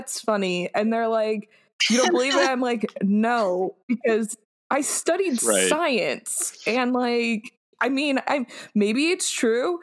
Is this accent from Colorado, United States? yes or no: yes; Colorado Springs, Colorado, United States; I grew up outside of Denver, well, like, in Colorado Springs